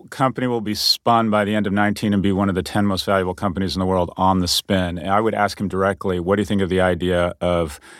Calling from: New York, United States; I am what appears to be a closet somewhere in downtown Manhattan

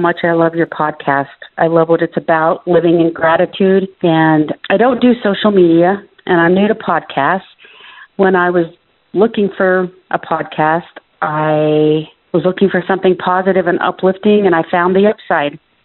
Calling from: South Ogden, Utah, United States; I'm calling from South Ogden, Utah.

